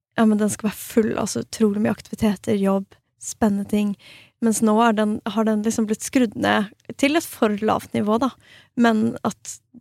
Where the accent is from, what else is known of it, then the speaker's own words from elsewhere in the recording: Norway; moved away as an adult; also born or lived in Stockholm, Sweden; now in Falun, Sweden; jeg er svensk statsborger, men er, eh, har oppvokst og liksom bodd hele livet mitt i Norge